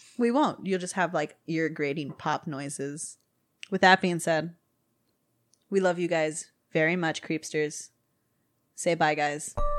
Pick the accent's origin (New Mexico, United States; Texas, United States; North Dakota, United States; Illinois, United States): Texas, United States; we're all from Texas